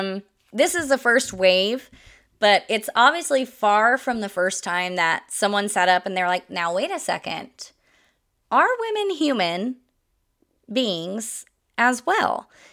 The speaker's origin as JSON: {"language": "English", "region": "Midwest", "country": "United States", "tie": "born or raised there", "said": "I grew up in the Midwest, a couple different states in the Midwest, but always in the Midwest."}